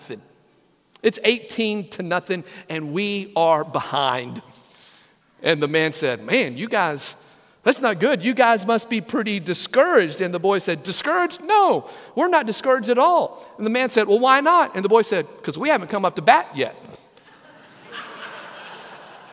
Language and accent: English; Lamesa, Texas, United States; growing up in Second Baptist Church in La Mesa, Texas